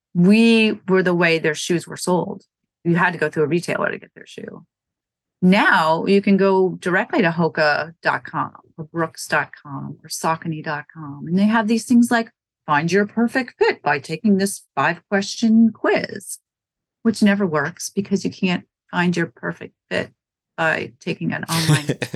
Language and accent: English; Wisconsin, United States; also born or lived in Norwood, Massachusetts; now in Massachusetts, United States; I'm not from New England. I'm from Wisconsin. I'm from a small town